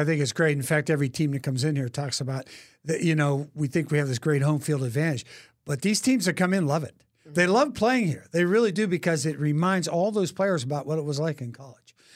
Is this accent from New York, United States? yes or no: no; Pittsburgh, Pennsylvania, United States; also born or lived in Philadelphia; now in Kansas City, United States; I'm from Pittsburgh originally, and, um, you know, spent a lot of time in Philadelphia and a lot of other places over the country